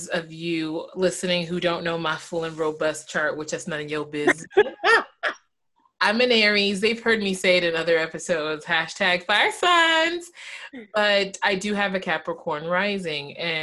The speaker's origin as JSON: {"language": "English", "region": "the South", "country": "United States", "tie": "born or raised there", "said": "And I was raised in the South"}